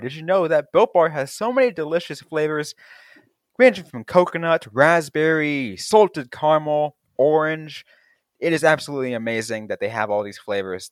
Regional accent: the Bay Area, California, United States; growing up in the Bay Area

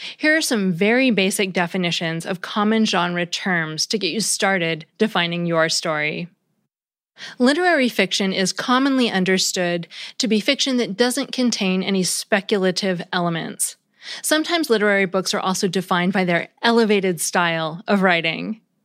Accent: United States; as an American

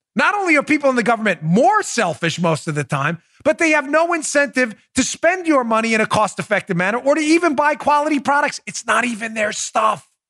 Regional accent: New York, United States; moved away as an adult; my home state. I grew up in New York until I was in my twenties

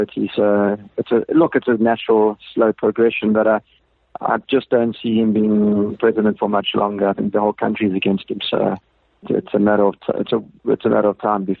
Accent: South Africa

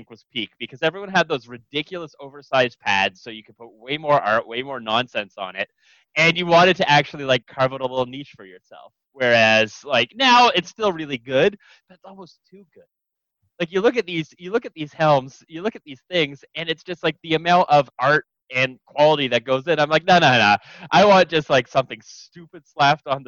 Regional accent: Ottawa, Ontario, Canada; I'm from Ottawa.

